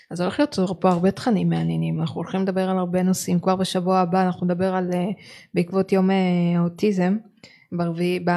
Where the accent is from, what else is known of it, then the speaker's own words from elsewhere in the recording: Israel; כי אנחנו יכולים להגיד אנחנו ישראלים, צברים, אנחנו מפה אנחנו שייכים